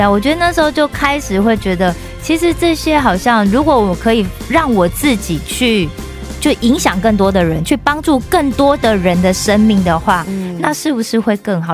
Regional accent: Taiwan; 因为台湾大部分就是，如果你在家里一定是妈妈做，然后其实我记得啦，就是我们会有一个观念，就是男生尽量不要下厨房。

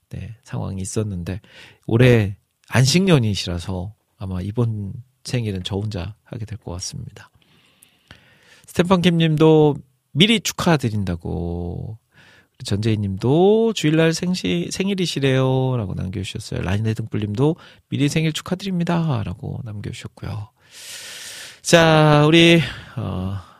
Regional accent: Jeolla, South Korea; accent: Jeolla dialect; 제가 전라도 사람이기 때문에

